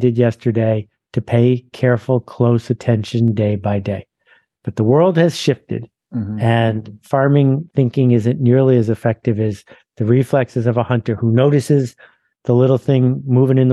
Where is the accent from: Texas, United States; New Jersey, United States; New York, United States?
New York, United States; Mount Vernon; born or raised there